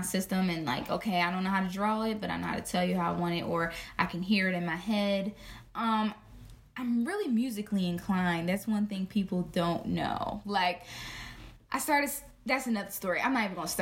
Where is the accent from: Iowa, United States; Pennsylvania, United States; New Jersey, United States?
Pennsylvania, United States; Philadelphia; I am from South Philadelphia